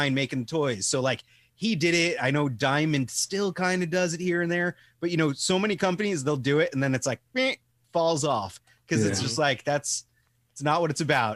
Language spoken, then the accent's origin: English; Long Island, New York, United States; I'm from Long Island